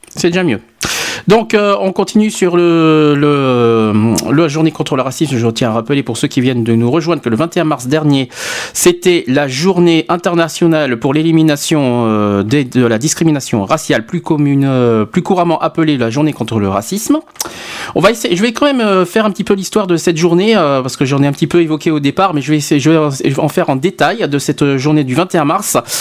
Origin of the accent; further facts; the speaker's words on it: Bordeaux, Nouvelle-Aquitaine, France; quand j'étais petit, à Bordeaux